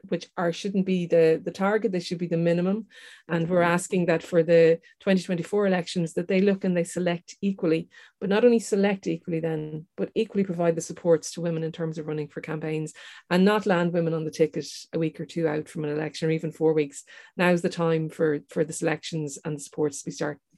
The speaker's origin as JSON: {"language": "English", "country": "Ireland", "tie": "born or raised there", "said": "growing up in Ireland, having a uh, um, a, a, descendancy that's from outside of Ireland and being told to go back home when you're running your election campaign"}